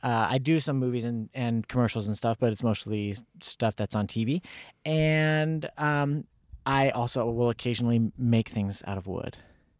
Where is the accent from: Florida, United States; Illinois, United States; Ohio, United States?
Illinois, United States; Lincoln; born there; Well, February 16th, 1987 at 7:07 in the morning, I was born in Lincoln, Illinois.